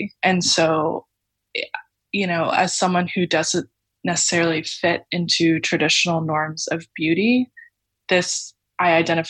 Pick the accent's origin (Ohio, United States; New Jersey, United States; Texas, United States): Texas, United States; So I grew up in Texas